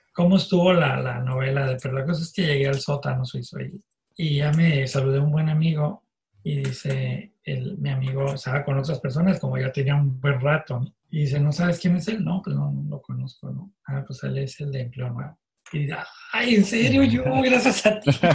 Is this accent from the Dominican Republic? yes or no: no; Tijuana, Baja California, Mexico; also born or lived in Mexicali; yo soy de Mexicali, yo nací en Mexicali, pero a los dos años mi familia se mudó a Tijuana